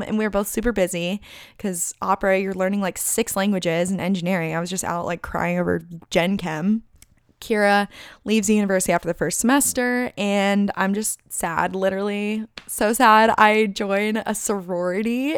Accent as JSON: {"language": "English", "town": "Chandler", "region": "Arizona", "country": "United States", "tie": "born or raised there", "also_born_or_lived": "Tucson, Arizona / Boulder, Colorado", "moved": "as an adult", "said": "I don't really wanna live in my hometown"}